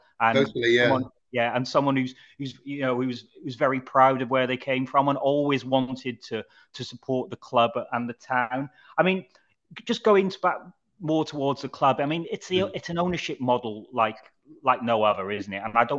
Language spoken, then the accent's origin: English; Wrexham, Wales, United Kingdom; moved away as an adult; I moved out of Wrexham when I was 18, and I haven't really moved back. But moving away makes me love the place more.